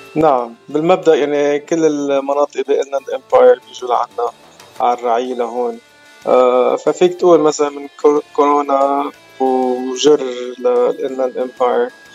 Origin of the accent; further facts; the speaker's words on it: Baabda, Mount Lebanon, Lebanon; moved away as an adult; also born or lived in Riverside; أنا الأصل من لبنان بعبدة صار لي بالاغتراب من آه، سنة 1998